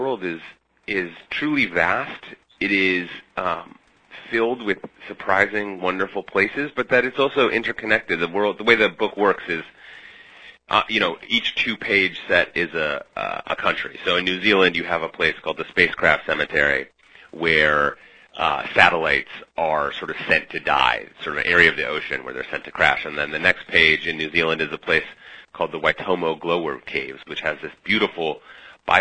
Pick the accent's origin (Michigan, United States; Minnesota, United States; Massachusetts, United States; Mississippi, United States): Minnesota, United States; Minneapolis; born or raised there; moved away as an adult; also born or lived in Budapest, Hungary; now in New York, United States